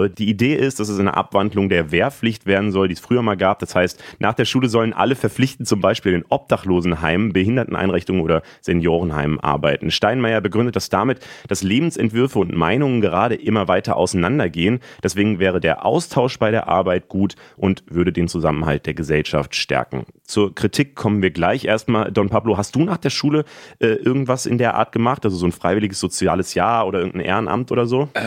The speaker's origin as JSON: {"language": "German", "region": "Berlin", "country": "Germany", "said": "wenn ich jetzt als Berliner dorthin müsste"}